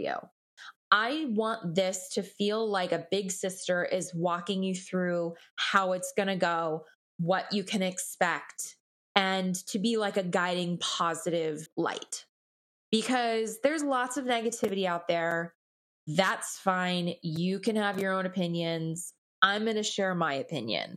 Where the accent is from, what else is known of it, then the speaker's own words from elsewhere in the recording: Los Angeles, California, United States; I'm born and raised in Los Angeles